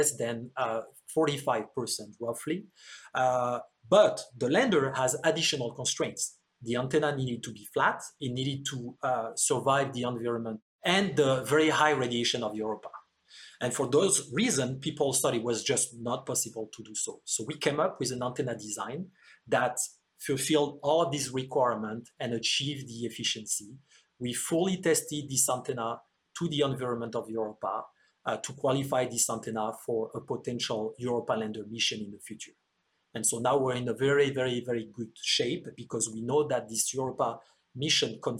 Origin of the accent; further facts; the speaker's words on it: France; moved away; I was born and raised in France